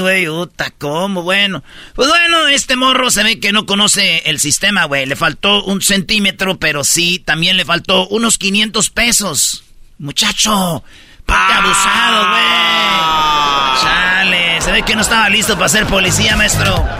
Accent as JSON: {"language": "Spanish", "region": "Michoacán", "country": "Mexico", "said": "yo siendo de Michoacán, siendo boxeador y ir a pelear a mi pueblo, güey, ir a pelear a mi, a mi estado"}